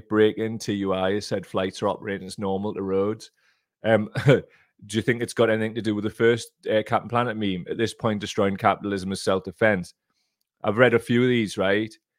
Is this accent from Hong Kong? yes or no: no; Gateshead area, North East England, United Kingdom; I'm from that specific area